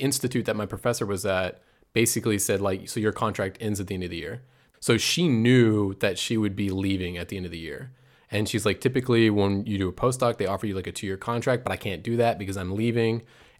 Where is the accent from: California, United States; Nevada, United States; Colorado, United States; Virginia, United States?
Virginia, United States; Chesapeake; moved away as an adult; now in Freiburg, Germany; I'm originally from Chesapeake, Virginia. I moved to Germany 3 years ago to Heidelberg.